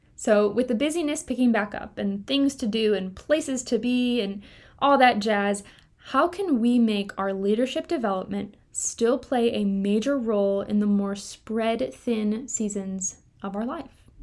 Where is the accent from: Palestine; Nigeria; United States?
United States; Kentucky; moved away; I grew up in Kentucky